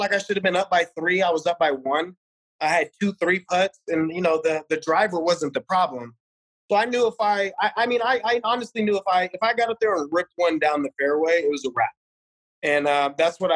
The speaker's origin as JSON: {"language": "English", "town": "Las Vegas", "region": "Nevada", "country": "United States", "tie": "born or raised there", "said": "I was born on the east side, man, Winterwood and Sahara. So I grew up on Desert Rose Golf Course"}